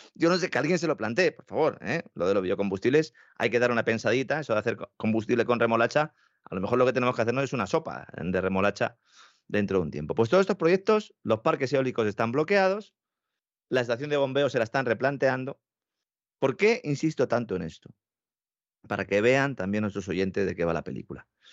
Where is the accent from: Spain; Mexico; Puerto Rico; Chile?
Spain; Nosotros, en España